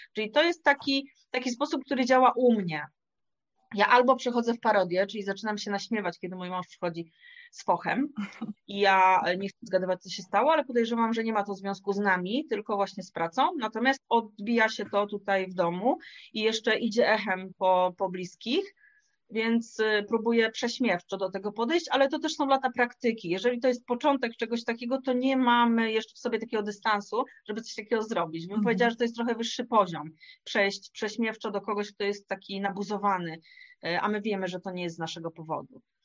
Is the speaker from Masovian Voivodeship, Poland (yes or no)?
no; Wrocław, Lower Silesian Voivodeship, Poland; Ja jestem z Wrocławia